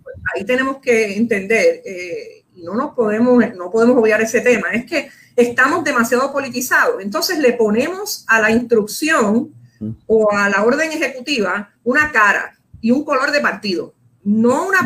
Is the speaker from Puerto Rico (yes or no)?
yes; Puerto Rico; Como puertorriqueños, como boricuas que somos